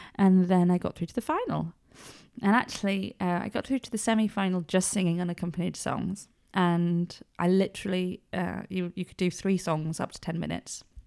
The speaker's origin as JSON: {"language": "English", "town": "Edale", "region": "East Midlands", "country": "United Kingdom", "tie": "born or raised there", "also_born_or_lived": "Cholsey, Oxfordshire", "said": "I'm from Edale, like, we didn't move here till I was one, so I will always be an incomer"}